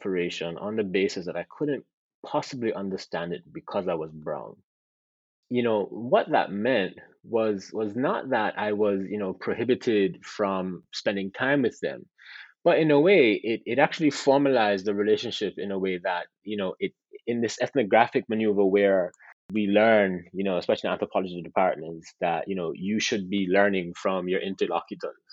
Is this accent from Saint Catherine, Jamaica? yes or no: no; Montego Bay, Saint James, Jamaica; I am from Montego Bay. I have family in Montego Bay